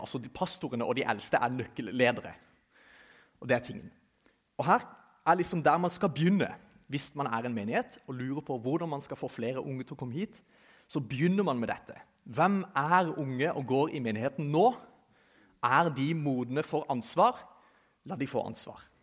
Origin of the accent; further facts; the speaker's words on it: Kristiansand, Agder, Norway; jeg kommer fra Kristiansand, som sikkert noen av dere kan høre